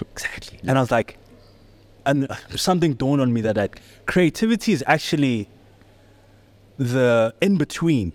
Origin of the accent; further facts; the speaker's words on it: Johannesburg, Gauteng, South Africa; also born or lived in Soweto; I'm born and raised in the south of Johannesburg. Well, I was born in Shawela